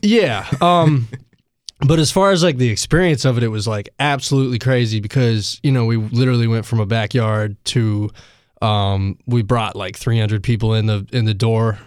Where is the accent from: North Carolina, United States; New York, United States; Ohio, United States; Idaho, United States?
North Carolina, United States; Asheville; I am from Asheville